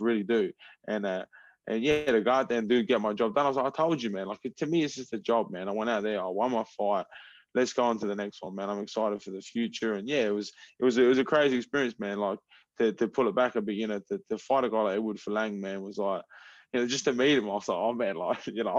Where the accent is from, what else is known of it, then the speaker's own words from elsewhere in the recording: Adelaide, South Australia, Australia; moved away as an adult; now in Florida, United States; I'm from Adelaide, South Australia.